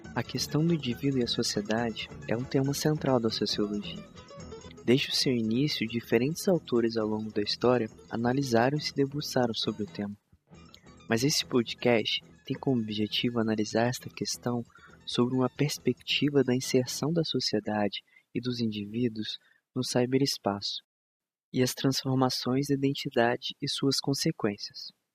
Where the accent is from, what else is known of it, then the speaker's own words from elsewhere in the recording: Brazil; De onde eu sou? Do Brasil.